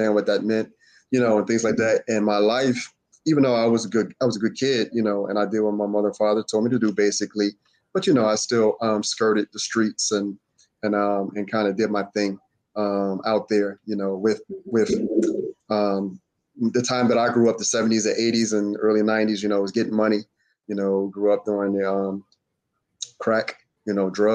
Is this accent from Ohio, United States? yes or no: no; Philadelphia, Pennsylvania, United States; I'm from Southwest Philadelphia, born and raised next to West Philly